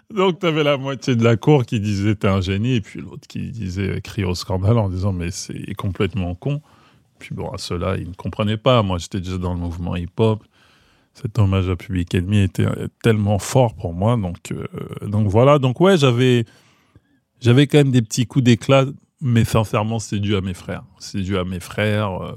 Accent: Maisons-Alfort, Île-de-France, France; J'ai grandi donc à Maison Alfort, donc j'étais euh, dans la norme du banlieusard, on va dire.

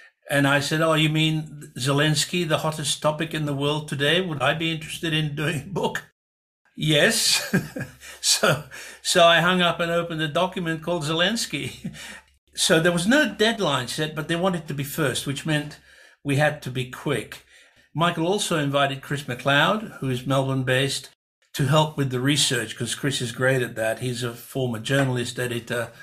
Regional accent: Budapest, Hungary; now in Australia; if I were in my hometown in Budapest

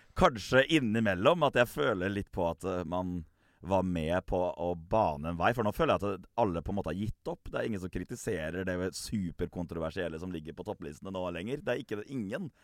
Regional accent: Gressvik, Østfold, Norway; når jeg vokste opp på Gressvik

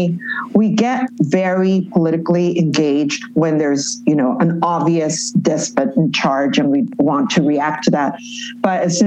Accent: Los Angeles, California, United States; moved away as an adult; now in Mexico City, Mexico; growing up in East LA, by being a Chicana

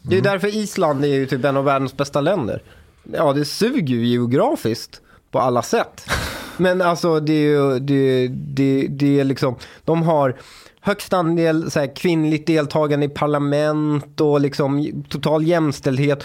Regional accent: Upplands Väsby, Stockholm County, Sweden; Jag kommer från Väsby

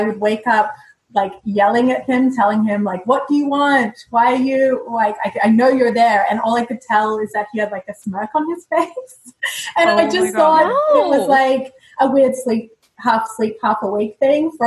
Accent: Australia; moved away as an adult; now in Canada; I'm from Australia, but I live in Canada

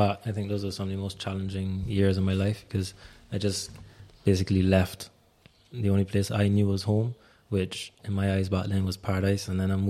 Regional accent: Barbados; moved away as an adult; now in Berlin, Germany; Barbados was home. I was born in Berlin. and my brother as well. And my parents actually met in Berlin. And then at some point, my dad just got homesick and wanted to go back to the Caribbean

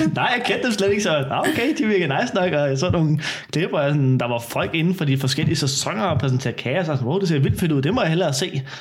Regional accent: Søborg, Capital Region of Denmark, Denmark; jeg er 20 år, kom fra Søborg Mørkøj

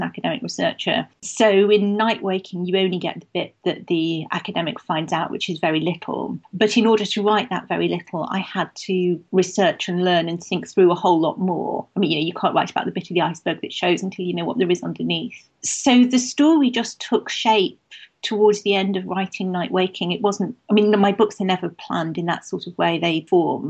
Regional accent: Manchester, North West England, United Kingdom; I grew up in Manchester

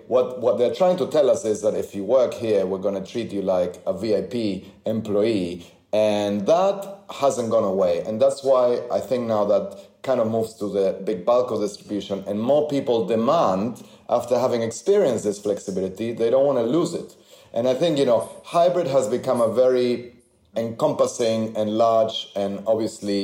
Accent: Argentina; moved away; I grew up in Argentina

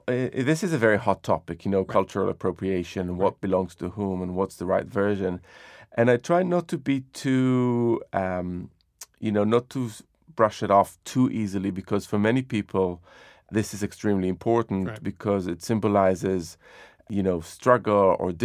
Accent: Jerusalem, Jerusalem District, Israel; So when I was growing up in Jerusalem, there was an incredible diversity of cuisines around.

